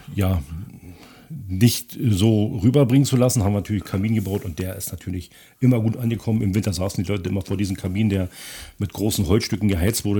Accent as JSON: {"language": "German", "town": "Pritzwalk", "region": "Brandenburg", "country": "Germany", "tie": "born or raised there", "also_born_or_lived": "Potsdam", "said": "nach Pritzberg wieder zurück, zu meinem Heimatort"}